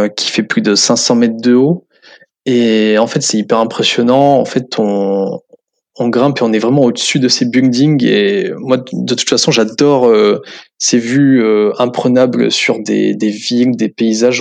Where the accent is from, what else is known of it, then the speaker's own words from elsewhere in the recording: Limoges, Nouvelle-Aquitaine, France; moved away as an adult; also born or lived in Corsica / Guelph, Canada / Switzerland; je suis originaire de Limoges à la base